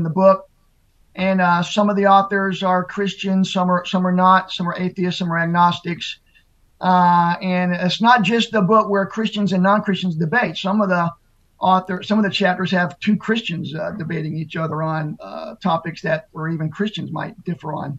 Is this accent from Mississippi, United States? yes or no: yes; Mississippi, United States; a Southern Baptist church in my hometown in down in Mississippi